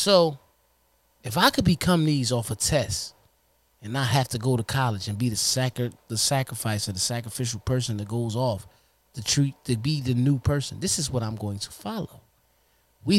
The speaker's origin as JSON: {"language": "English", "town": "Trenton", "region": "New Jersey", "country": "United States", "tie": "born or raised there", "said": "We were born and raised in Trenton, New Jersey"}